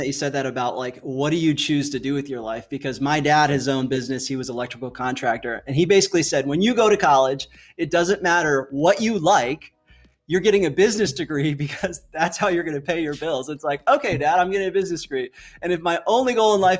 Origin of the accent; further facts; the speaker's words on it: United States; moved away; I grew up on the East Coast outside of Washington, D.C.